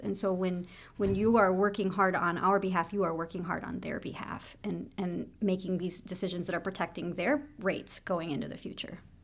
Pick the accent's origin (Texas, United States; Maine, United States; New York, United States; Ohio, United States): Ohio, United States; Piqua; moved away; I grew up right outside of Piqua, Ohio.